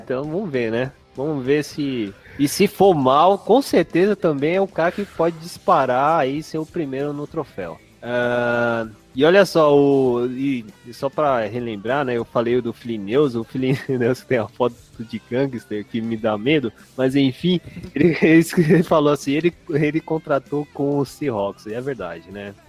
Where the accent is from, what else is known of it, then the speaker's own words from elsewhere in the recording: São Paulo, Brazil; Eu sou de São Paulo